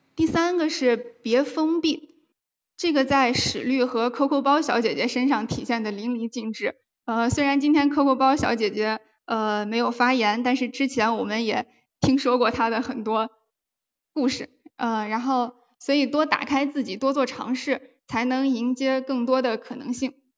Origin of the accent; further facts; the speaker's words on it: Taiyuan, Shanxi, China; also born or lived in Cangzhou, Hebei; now in Wuhan, China; 我是出生在河北沧州，然后在山西太原长大。呃，目前是在武汉上学